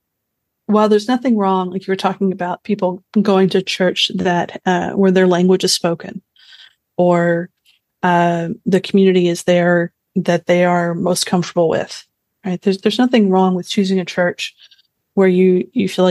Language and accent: English; Houston, Texas, United States; I grew up in in Houston